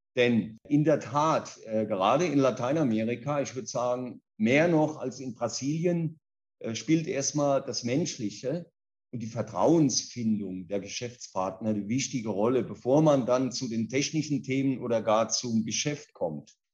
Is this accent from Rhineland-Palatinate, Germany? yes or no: yes; Kaiserslautern, Rhineland-Palatinate, Germany; moved away as an adult; also born or lived in Mannheim / Karlsruhe / Ruhr area / Spain; now in São Paulo, Brazil; Ich bin in Kaiserslautern in Deutschland geboren, in der Pfalz aufgewachsen, habe in Mannheim Abi gemacht